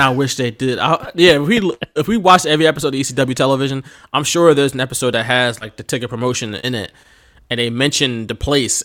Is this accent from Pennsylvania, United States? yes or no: yes; Philadelphia, Pennsylvania, United States; accent: Philly; I'm from Philly, and I can probably do a better accent